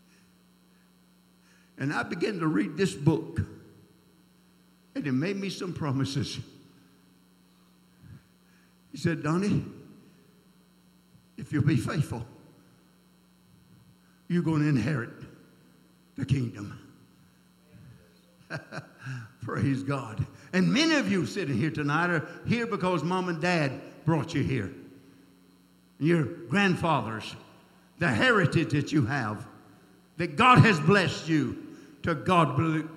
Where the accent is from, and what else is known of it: South Georgia, United States; born or raised there